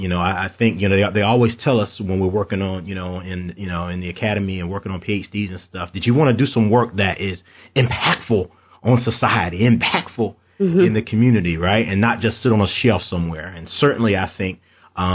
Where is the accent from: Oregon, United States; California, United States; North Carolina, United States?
North Carolina, United States; Eastern; growing up in Eastern North Carolina